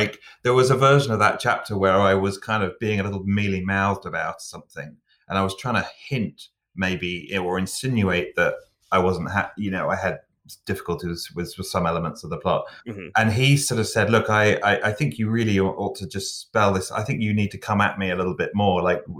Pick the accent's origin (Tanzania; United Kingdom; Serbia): United Kingdom; England; But being English too, and I definitely, I could kind of identify the still waters run deep syndrome